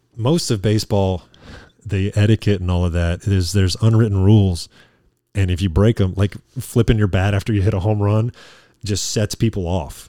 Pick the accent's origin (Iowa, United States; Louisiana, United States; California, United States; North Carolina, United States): Louisiana, United States; being from Louisiana and major L S U fans